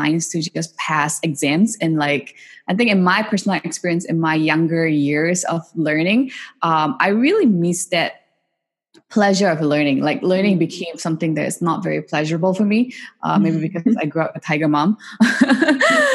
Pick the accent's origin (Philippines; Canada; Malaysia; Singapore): Singapore; I grew up in Singapore and I did most of my, you know, education in Singapore